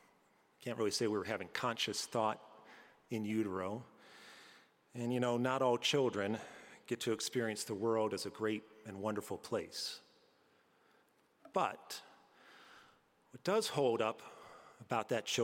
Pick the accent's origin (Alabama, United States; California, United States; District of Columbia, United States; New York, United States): New York, United States; Albany; moved away; the organ I used to hear back at All Saints growing up in Albany, New York